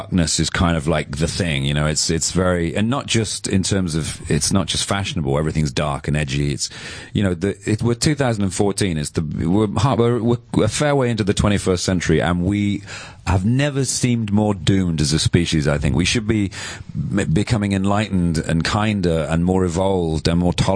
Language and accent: English; London, United Kingdom; being a Londoner